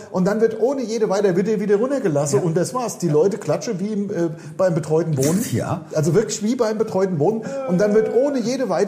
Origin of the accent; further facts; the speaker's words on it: Hesse, Germany; Also ich bin ja Hesse durch und durch.